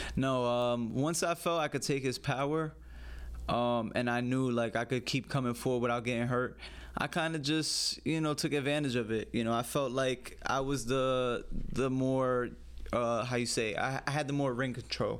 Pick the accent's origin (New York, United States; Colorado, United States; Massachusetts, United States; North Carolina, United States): New York, United States; New York City; I grew up in the Bronx